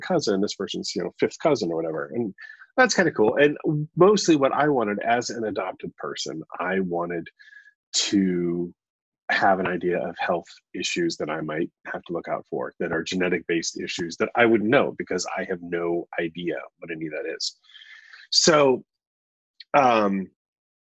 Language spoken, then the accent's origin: English; New York, United States; I was born in New York